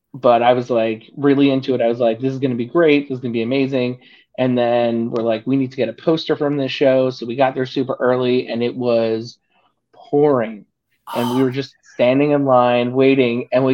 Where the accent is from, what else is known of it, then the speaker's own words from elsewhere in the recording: Northeast, United States; You know, I'm from the Northeast.